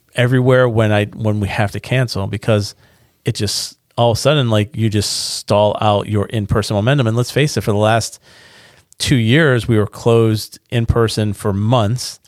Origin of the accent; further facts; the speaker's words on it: Niagara Falls, New York, United States; now in North Carolina, United States; I'm from Niagara Falls